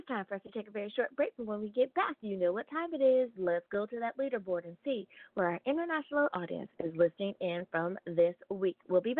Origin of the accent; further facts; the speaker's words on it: United States; my home country, the United States of America.